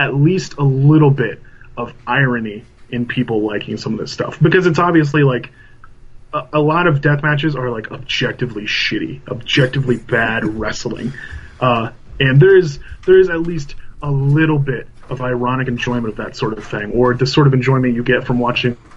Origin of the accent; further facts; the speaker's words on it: Indiana, United States; my hometown, my home state of Indiana